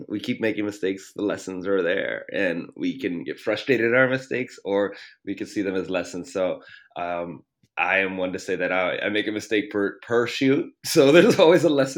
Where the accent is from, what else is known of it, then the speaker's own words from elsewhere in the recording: Baltimore, Maryland, United States; moved away as an adult; also born or lived in Canada; now in Sacramento, United States; I'm from the East Coast, the Baltimore area